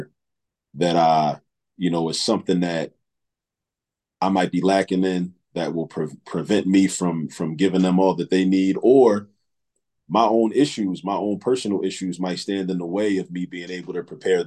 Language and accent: English; Baltimore, Maryland, United States; also born or lived in New York; now in Philadelphia, United States; moved to Baltimore. I grew up in Baltimore, spent my formative years in Baltimore